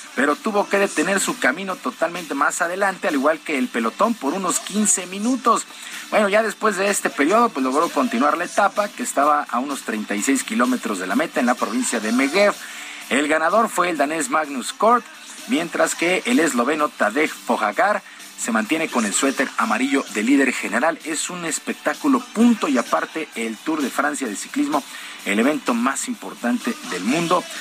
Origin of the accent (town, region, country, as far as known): Mexico